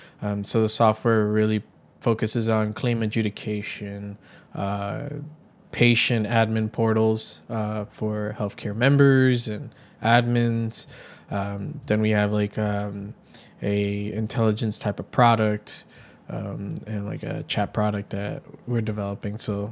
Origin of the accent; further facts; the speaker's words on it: New York City, New York, United States; So during my time growing up in New York City, as a kid, I was always very creative, drawing on paper, then got into graphic design